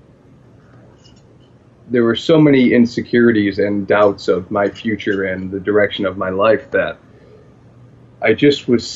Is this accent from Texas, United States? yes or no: no; Buffalo, New York, United States; I'm from Buffalo